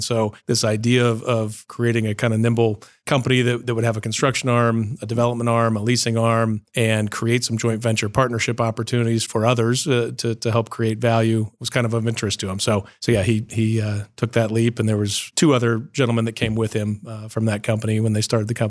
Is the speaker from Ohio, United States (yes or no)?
yes; Columbus, Ohio, United States; I was born in Columbus, Ohio, born and raised here, Riverside Hospital, and class of 1974. And so born and raised here, grew up in Upper Arlington.